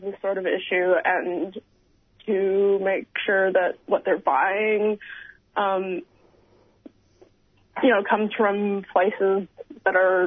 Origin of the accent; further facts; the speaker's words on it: China; now in Melbourne, Australia; I grew up in China